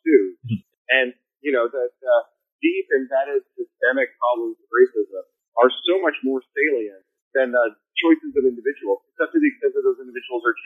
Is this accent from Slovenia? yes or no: no; Canada; now in United States; I'm a Canadian.